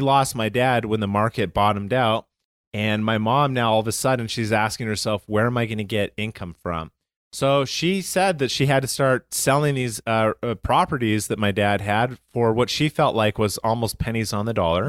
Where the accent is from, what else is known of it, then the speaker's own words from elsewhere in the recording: Calgary, Alberta, Canada; I'm from Calgary, Canada